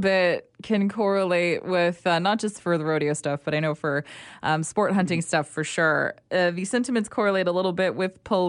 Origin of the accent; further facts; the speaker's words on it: Calgary, Alberta, Canada; moved away; I'm from Calgary.